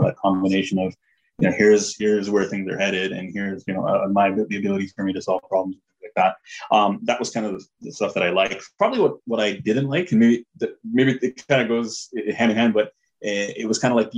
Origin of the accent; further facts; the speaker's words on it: Toronto, Ontario, Canada; also born or lived in Bangalore, India; I grew up in Toronto. So, in Toronto Scarborough area